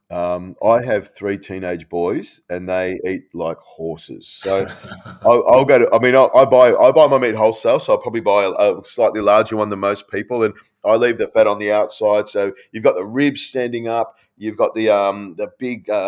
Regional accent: Malaysia; my dad was in the air force. We grew up in Malaysia.

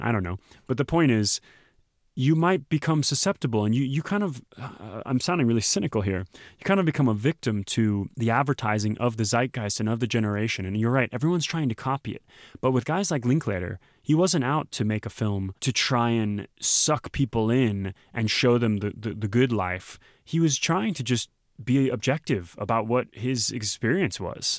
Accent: Texas, United States; moved away; my home state

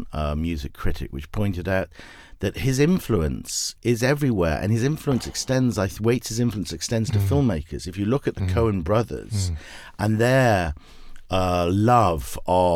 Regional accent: United Kingdom; moved away as an adult; now in Los Angeles, United States; as you can tell, obviously, from the accent, I'm not from Southern California. I was a British filmmaker

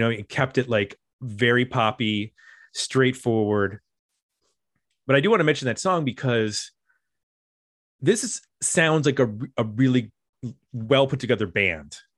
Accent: Powell, Ohio, United States; my hometown

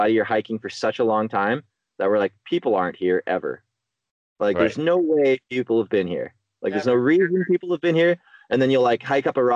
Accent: northwestern Ontario, Canada; But I'm from the Canadian Shield, northwestern Ontario. That's where I develop

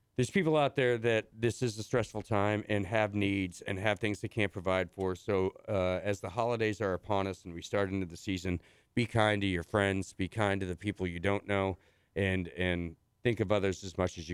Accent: Illinois, United States; moved away; growing up in Illinois.

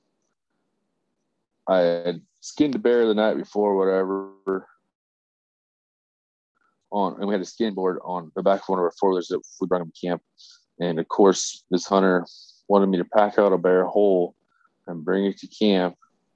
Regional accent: Oregon, United States; I'm from Oregon.

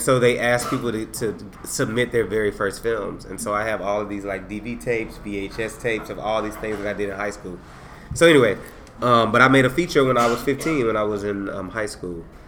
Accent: San Antonio, Texas, United States; also born or lived in Dallas, United States; now in Austin, United States; I grew up in San Antonio during the time when it was the drive by capital of Texas

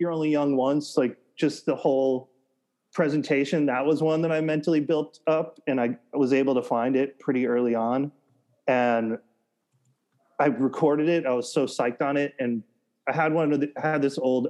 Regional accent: United States; also born or lived in Massachusetts / New Hampshire; I grew up in cities in Massachusetts and then the suburbs of New Hampshire

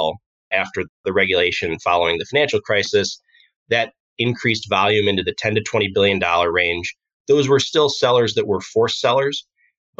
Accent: Aurora, Illinois, United States; I grew up in Aurora, Illinois

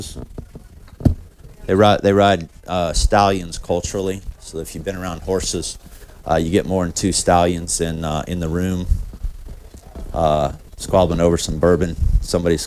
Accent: rural north central Kansas, United States; I grew up in Kansas, rural north central Kansas on a cattle ranch

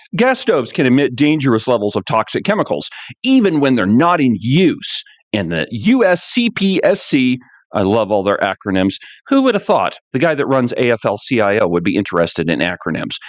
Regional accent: Buffalo, Wyoming, United States; I'm from Buffalo, Wyoming

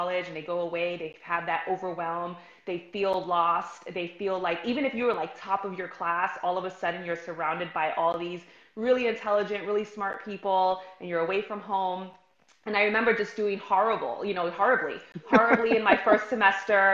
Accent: New York City, New York, United States; I'm from New York City, grew up, born and raised

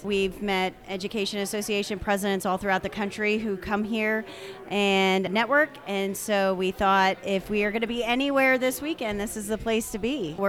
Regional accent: Virginia, United States; I'm from Northern Virginia in Prince William County.

